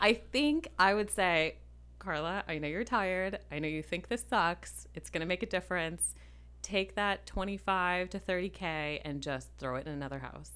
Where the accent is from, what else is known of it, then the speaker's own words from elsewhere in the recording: Minneapolis, Minnesota, United States; I grew up in Minneapolis, ish